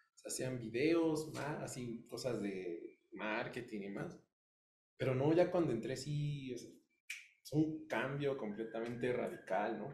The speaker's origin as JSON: {"language": "Spanish", "country": "Mexico", "said": "como buen hijo mexicano"}